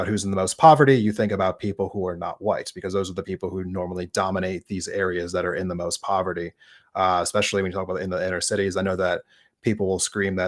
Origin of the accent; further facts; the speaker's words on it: East Coast, United States; I saw this quite a bit growing up in the East Coast.